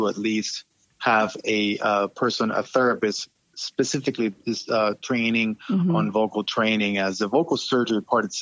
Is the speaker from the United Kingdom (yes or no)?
no; Panama; moved away as an adult; also born or lived in Baltimore and D.C. area; now in United States; I'm originally from Panama and came to the United States specifically to train and end up staying here